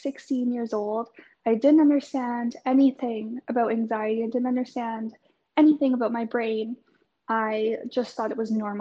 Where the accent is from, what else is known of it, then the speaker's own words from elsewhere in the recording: Canada; now in Melbourne, Australia; I'm currently living in Melbourne, but I'm from Canada.